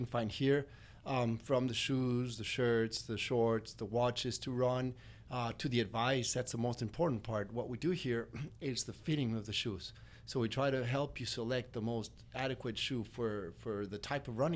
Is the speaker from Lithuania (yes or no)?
no; Querétaro, Mexico; moved away as an adult; also born or lived in Mexico City, Mexico / San Miguel de Allende, Mexico; now in McAllen, United States; I grew up in San Miguel de Allende and Querétaro